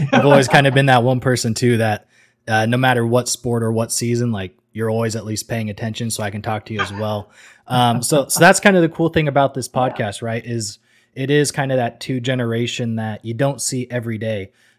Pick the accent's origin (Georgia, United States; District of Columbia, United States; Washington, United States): Washington, United States; Seattle; moved away as an adult; now in Kentucky, United States; I was born up in Seattle.